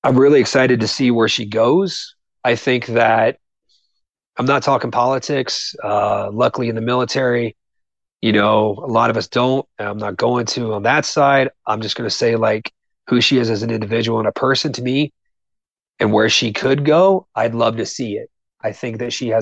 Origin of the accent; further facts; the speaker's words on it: Southern Ohio, United States; growing up in Southern Ohio was amazing for that because I had people around me in my small town.